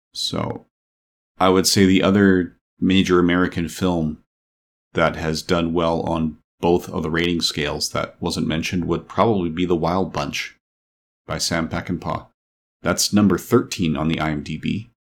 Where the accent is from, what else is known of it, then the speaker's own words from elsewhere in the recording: Canada; I'm a Canadian.